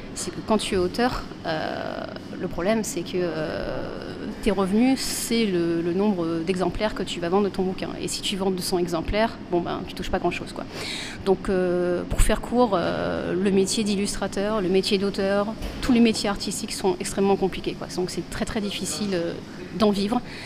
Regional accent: Bordeaux, Nouvelle-Aquitaine, France; je suis de Bordeaux, moi aussi

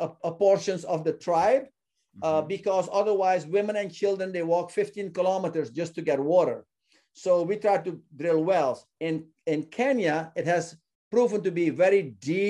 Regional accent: Suriname; my home country of Suriname

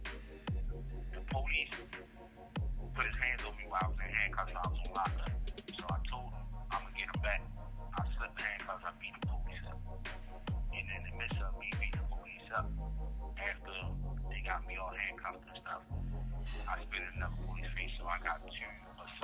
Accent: Baltimore, Maryland, United States; I'm from Baltimore City

